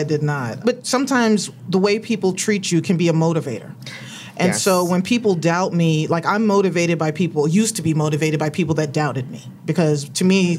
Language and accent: English; New York, United States; now in Orange County, United States; I was originally from New York. We moved from New York to Orange County, California